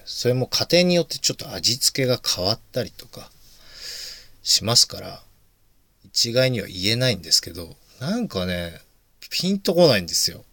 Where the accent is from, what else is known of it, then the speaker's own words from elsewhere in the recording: Yamagata, Japan; moved away; 僕、山形出身なんですよね、一応